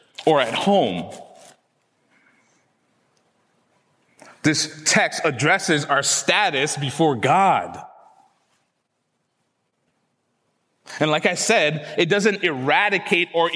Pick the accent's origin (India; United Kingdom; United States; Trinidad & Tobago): Trinidad & Tobago; I was born in Trinidad